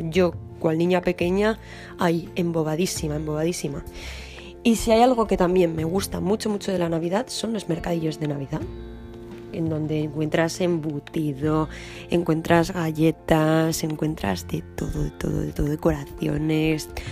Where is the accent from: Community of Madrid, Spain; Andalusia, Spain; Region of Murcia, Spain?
Community of Madrid, Spain; Madrid; now in France; yo soy de Madrid